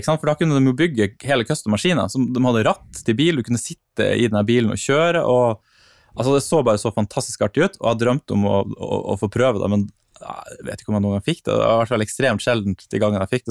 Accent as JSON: {"language": "Norwegian", "town": "Vadsø", "region": "Finnmark", "country": "Norway", "tie": "born or raised there", "moved": "yes", "said": "Og når jeg vokste opp i Vadsø, så fantes det ikke en eneste arkademaskin i hele byen"}